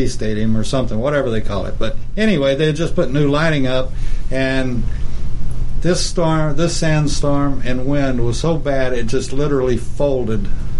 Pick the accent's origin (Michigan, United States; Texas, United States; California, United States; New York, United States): Texas, United States; Lubbock; moved away; Lubbock, like my hometown